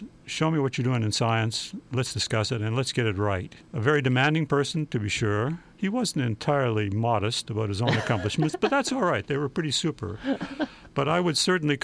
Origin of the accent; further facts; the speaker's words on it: Canada; moved away; I'm Canadian, a naturalized citizen. And, you know, I am a dual citizen in the eyes of Canada